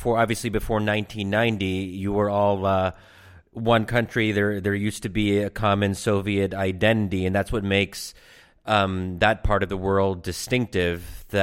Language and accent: English; United States; me as an American